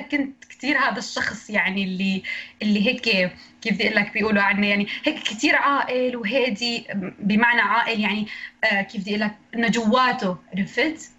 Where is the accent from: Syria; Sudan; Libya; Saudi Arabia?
Syria; Idlib, Idlib Governorate; من سوريا من ادلب